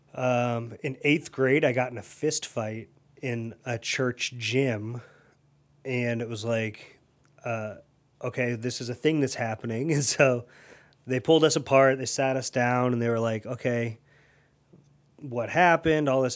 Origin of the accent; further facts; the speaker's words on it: Akron, Ohio, United States; also born or lived in Tallmadge, Ohio; I grew up in Elliott